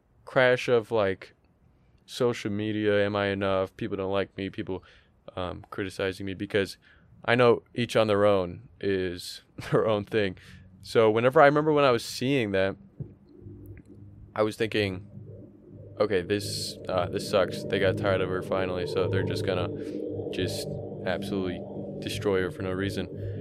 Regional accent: Canada; I'm Canadian, well, dude.

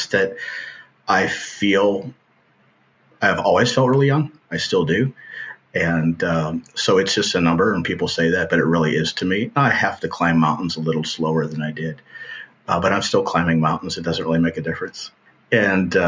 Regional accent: Florida, United States; moved away; also born or lived in Texas; I grew up in Florida on the edge of the Everglades

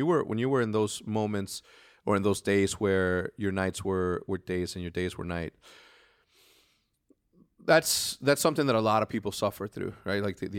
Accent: Juarez, Chihuahua, Mexico; I want to go back and redo the school that I grew up in Juarez, Mexico.

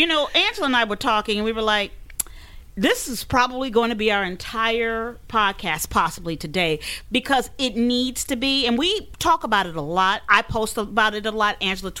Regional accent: United States; as an American

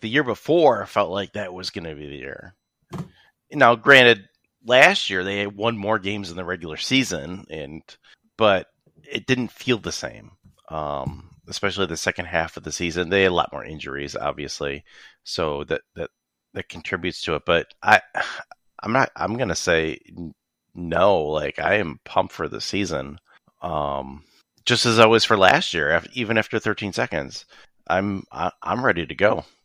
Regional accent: Rochester, New York, United States; also born or lived in Buffalo; I was born here in Rochester.

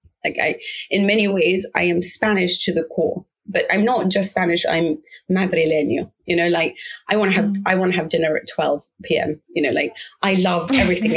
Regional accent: London, United Kingdom; I grew up in London. I'm English by every stretch of the imagination

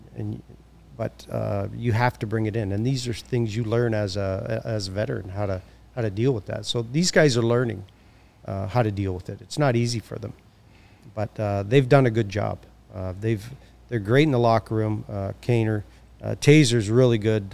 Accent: Hamilton, Ontario, Canada; now in Chicago, United States; I'm from Hamilton, which is just down the street

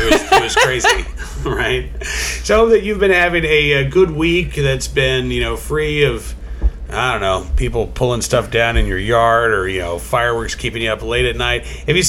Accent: Oklahoma City, Oklahoma, United States; growing up in Oklahoma, I mean, I grew up in South Oklahoma City, and it may have been illegal, but we were probably like 2 miles from the city line.

